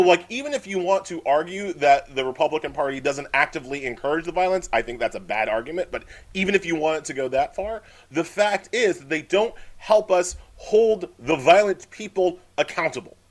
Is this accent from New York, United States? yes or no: yes; Long Island, New York, United States; I grew up on Long Island